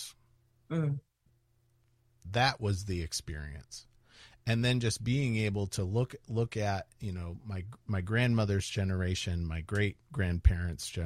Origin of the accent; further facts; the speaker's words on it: North Carolina, United States; I was born in North Carolina